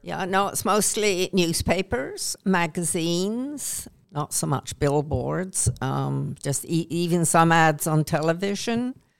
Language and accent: English; Canada; accent: Canadian; moved away as an adult; now in England, United Kingdom; although I was born in Canada, I've been in England since nineteen sixty-six, married an Englishman, and I feel more English than Canadian now, even though I sound Canadian still